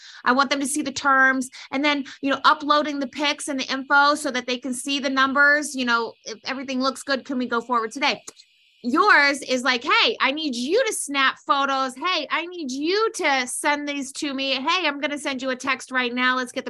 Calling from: Minnesota, United States; I'm calling from Minnesota.

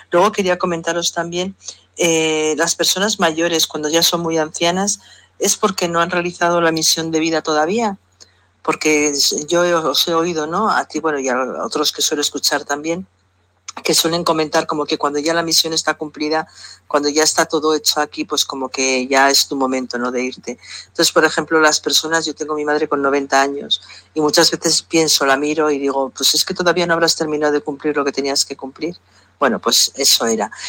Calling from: Pamplona, Navarre, Spain; Hola Miquel, hola Lola … de Pamplona.

